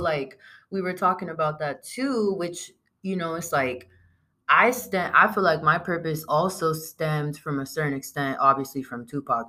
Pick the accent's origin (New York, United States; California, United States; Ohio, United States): California, United States; San Diego; the old neighborhoods that we grew up in in San Diego